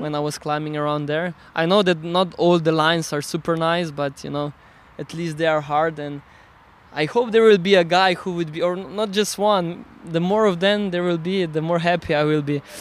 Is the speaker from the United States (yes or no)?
no; Slovenia; English is a second language; i come from Slovenia so I consider myself a Slovenian